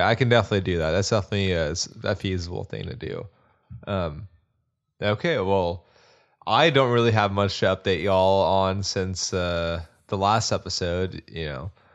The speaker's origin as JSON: {"language": "English", "region": "Texas", "country": "United States", "also_born_or_lived": "Austin, Texas", "said": "a person who lived in Austin for eight years and a Texan slash kind of an Austin knight now"}